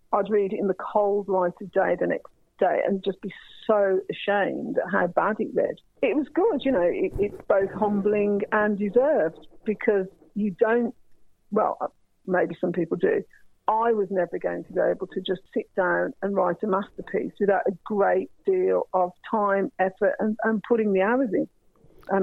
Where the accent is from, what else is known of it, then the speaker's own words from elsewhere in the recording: Ireland; I do remember being Irish, what it was like to have people talk in front of me. And obviously, I'm mixed race, so, you know, I'm a brown-skinned woman. People never think I'm going to be Irish.